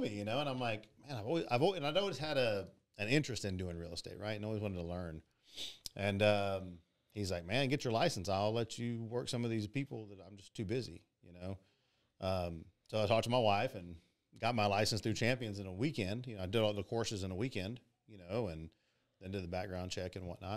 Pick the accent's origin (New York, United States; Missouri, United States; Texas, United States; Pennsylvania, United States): Texas, United States; Pearland; born and raised in Pearland, Texas.